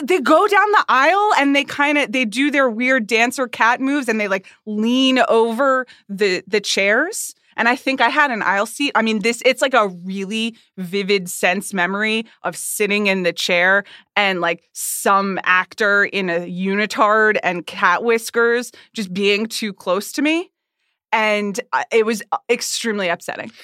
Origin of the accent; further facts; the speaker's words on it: Atlanta, Georgia, United States; moved away; also born or lived in New York; I grew up in Atlanta